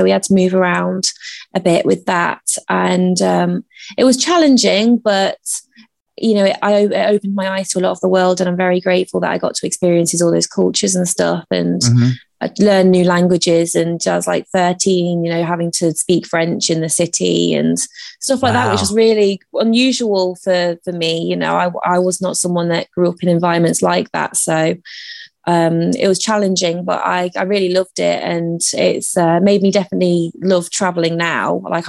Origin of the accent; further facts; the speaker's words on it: Derby, East Midlands, United Kingdom; also born or lived in Italy / Brussels, Belgium / St. Ives; So I was born in Derbyshire.